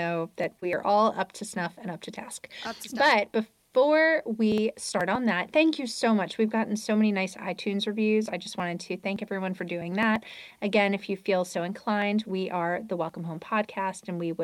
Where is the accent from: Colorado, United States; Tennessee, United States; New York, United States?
New York, United States; Long Island; moved away as an adult; also born or lived in Virginia; growing up on Long Island